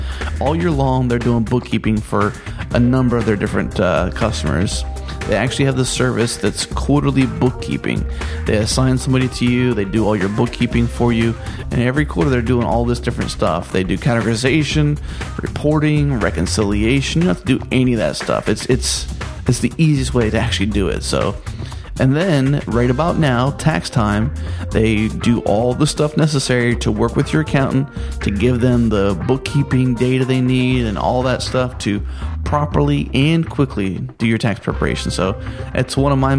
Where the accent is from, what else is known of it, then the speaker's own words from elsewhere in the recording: Pittsburgh, Pennsylvania, United States; moved away; also born or lived in Texas; my hometown, Pittsburgh, Pennsylvania